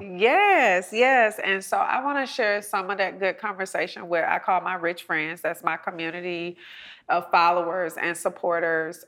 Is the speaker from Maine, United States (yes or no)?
no; College Park, Georgia, United States; I'm a girl from College Park Projects right mm-hmm. here, you know, in south of Atlanta